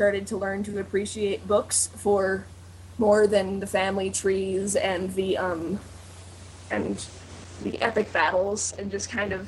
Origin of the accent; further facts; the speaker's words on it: United States; I am so American.